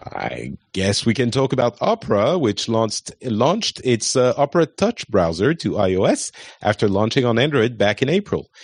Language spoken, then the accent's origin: English; France; I am French.